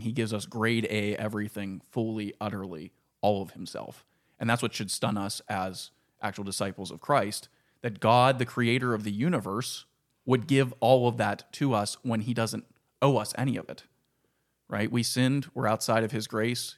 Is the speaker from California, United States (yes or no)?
no; Ford City, Pennsylvania, United States; also born or lived in Leechburg; growing up in Ford City